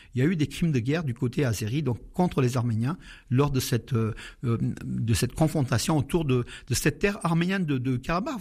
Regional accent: Aleppo, Aleppo Governorate, Syria; now in Valence, France; Je suis né à Alep en Syrie

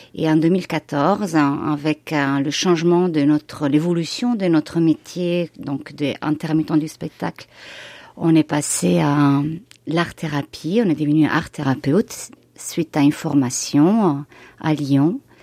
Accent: Italy; now in Bourg-en-Bresse, France; ma ville natale en Italie

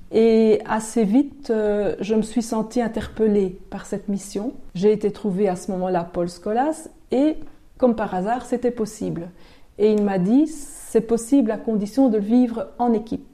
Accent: Basècles, Wallonia, Belgium; j'ai grandi à Basili, donc pas très loin d'ici

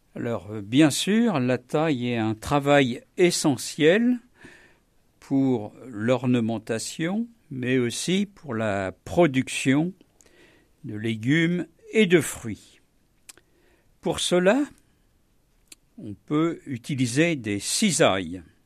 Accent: Normandy, France; en tant que bon Normand

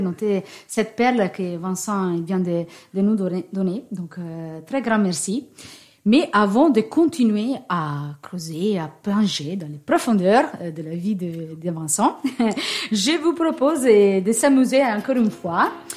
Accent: Italy; accent: Italian; French is a second language; moved away; j'ai un petit accent. Il ne s'agit pas d'un accent normand ni d'un accent breton, c'est un accent un peu ensoleillé qui vient de l'Italie

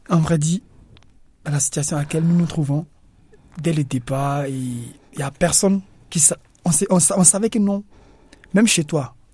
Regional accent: Côte d’Ivoire; now in France; elle va chez moi en Côte d'Ivoire

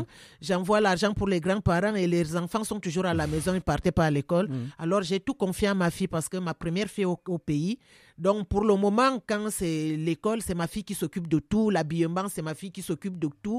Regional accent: Cameroon; moved away as an adult; now in France; ça c'est un travail que je fais depuis que j'étais enfant chez moi au Cameroun

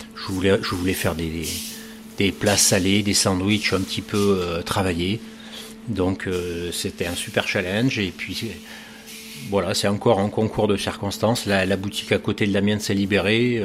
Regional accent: Bordeaux, Nouvelle-Aquitaine, France; also born or lived in Paris / United States / Japan / Argentina; now in Cherbourg, France; Je suis originaire de Bordeaux

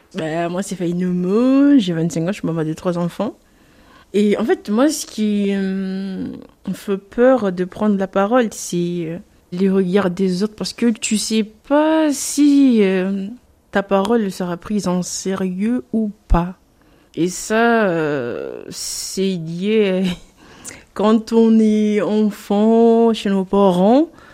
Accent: Mayotte; moved away; Je suis née Mayotte, j'ai grandi à Mayotte

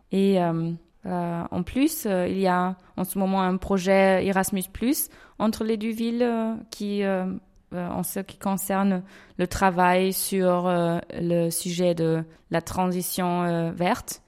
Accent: Essen, North Rhine-Westphalia, Germany; je viens de la ville d'Essen

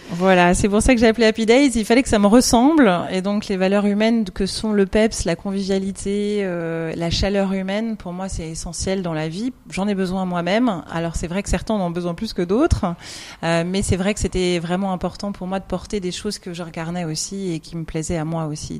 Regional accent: France; accent: French; now in Belgium; j'ai un, un, bagage à mon accent français

